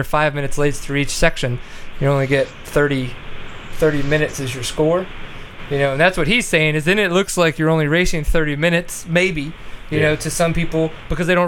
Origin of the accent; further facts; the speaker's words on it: Louisiana, United States; now in Texas, United States; growing up in Louisiana, raced the SARA